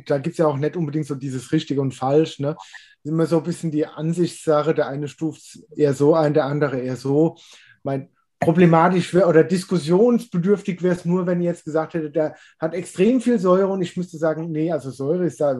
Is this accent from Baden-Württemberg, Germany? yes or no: no; Rhineland-Palatinate, Germany; born there; ich bin äh, gebürtiger Pfälzer